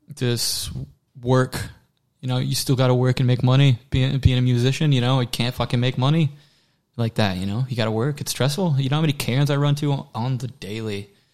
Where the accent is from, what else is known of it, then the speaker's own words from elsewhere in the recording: Waller, Texas, United States; accent: southern drawl; The only thing about Waller in the country is like my accent will slip sometimes